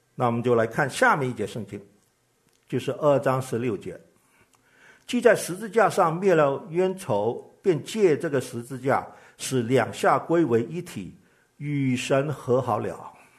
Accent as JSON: {"language": "Chinese", "region": "Guangdong", "country": "China", "said": "我是个广东人"}